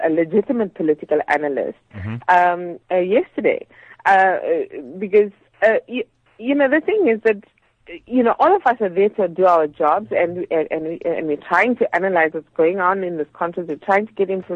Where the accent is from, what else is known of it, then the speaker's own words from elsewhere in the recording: South Africa; you as a South African citizen